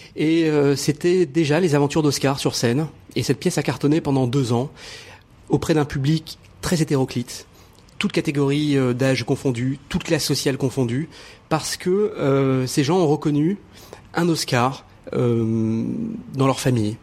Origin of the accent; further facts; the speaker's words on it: Morocco; je suis né au Maroc